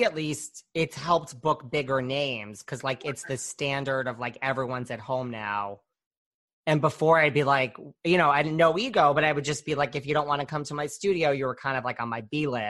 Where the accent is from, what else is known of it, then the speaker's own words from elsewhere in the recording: Orange, Connecticut, United States; I'm from Connecticut